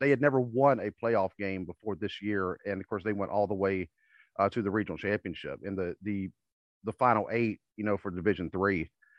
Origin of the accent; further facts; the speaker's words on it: North Carolina, United States; now in Ohio, United States; Just because I'm not originally from Mount Orb, I'm not even originally from Ohio. I'm originally from North Carolina.